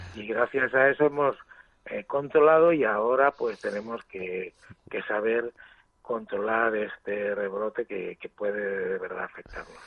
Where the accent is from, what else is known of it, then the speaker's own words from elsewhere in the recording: Asturias, Spain; Estoy en Asturias, que es mi lugar. De... Eh, yo soy asturiano